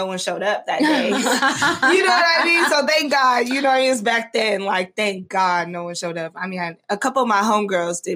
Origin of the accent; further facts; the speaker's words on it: Las Vegas, Nevada, United States; I'm from Las Vegas, born and raised. This is my city.